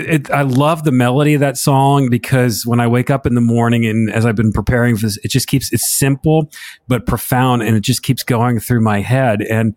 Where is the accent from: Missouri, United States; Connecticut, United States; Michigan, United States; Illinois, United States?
Connecticut, United States; now in Charleston, United States; I'm from Connecticut.